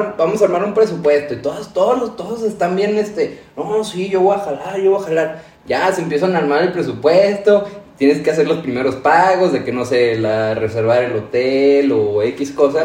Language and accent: Spanish; Durango, Mexico; aquí es Durango y vamos a hablar de, los destinos que como duranguenses, norteños